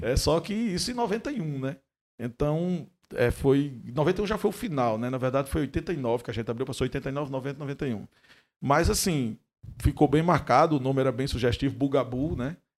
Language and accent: Portuguese; Mossoró, Rio Grande do Norte, Brazil; moved away; eu estou voltando à minha terra, né? Sou moçoroense